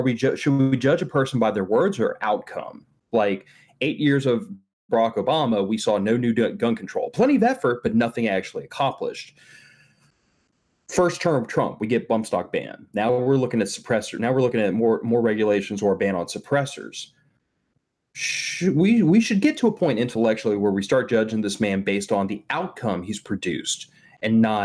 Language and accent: English; Texas, United States; Texas is my home state